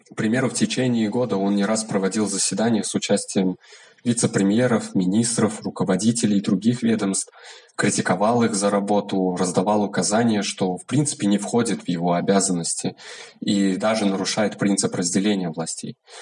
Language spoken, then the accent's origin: Russian; Turkmenistan; я независимый исследователь из Туркменистана